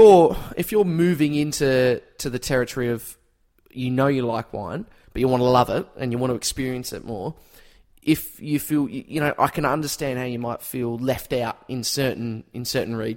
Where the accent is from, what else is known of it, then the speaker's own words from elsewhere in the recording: Tasmania, Australia; growing up in Tasmania